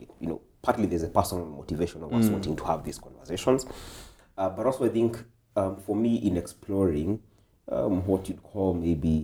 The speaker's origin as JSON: {"language": "English", "country": "Kenya", "said": "As a Kikuyu, as a Kenyan, as an African"}